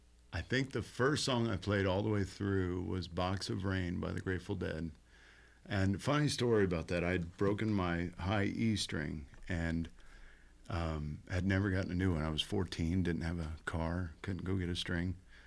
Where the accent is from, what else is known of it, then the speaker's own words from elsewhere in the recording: Columbus, Indiana, United States; now in Bloomington, United States; Yes, I've lived here my whole life. I grew up in Columbus and moved to Bloomington.